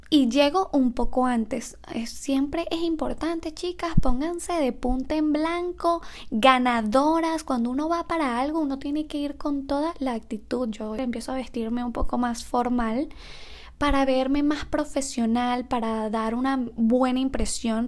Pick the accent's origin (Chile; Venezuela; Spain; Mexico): Venezuela; Margarita, Nueva Esparta; moved away as an adult; also born or lived in Mérida, Venezuela; soy de Venezuela, vivía en Mérida, pero mi ciudad natal es Nueva Esparta, Margarita la Costa.